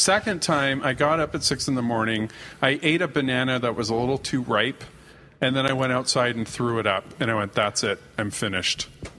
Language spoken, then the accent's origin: English; Canada